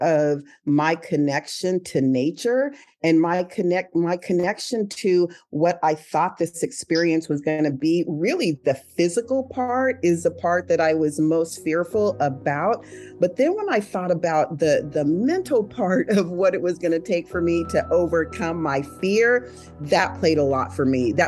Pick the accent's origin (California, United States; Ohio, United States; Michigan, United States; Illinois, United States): California, United States; San Jose; I grew up in California, in San Jose, Santa Clara